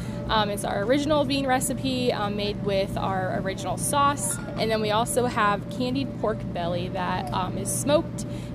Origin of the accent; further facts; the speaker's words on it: Russell, Iowa, United States; We are from Russell, Iowa.